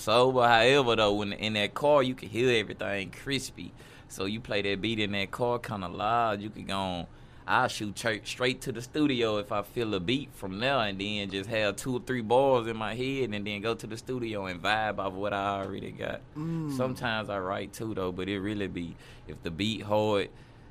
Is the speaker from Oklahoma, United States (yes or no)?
no; Ruston, Louisiana, United States; Man, really small. I ain't gonna lie, Ruston small, but you know, it's still like a small. It's a small city because you got Louisiana Tech College down there.